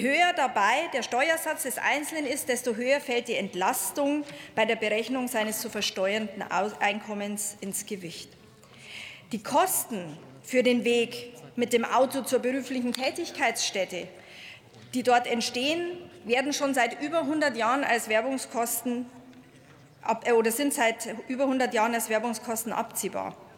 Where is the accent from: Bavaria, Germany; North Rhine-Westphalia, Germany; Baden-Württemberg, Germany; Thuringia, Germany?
Bavaria, Germany; ich komme auch aus Bayern